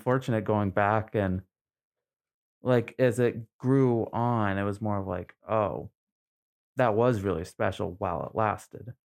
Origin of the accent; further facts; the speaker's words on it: Trenton, Maine, United States; also born or lived in Newfoundland; I grew up in Maine, I, I went to high school here in Maine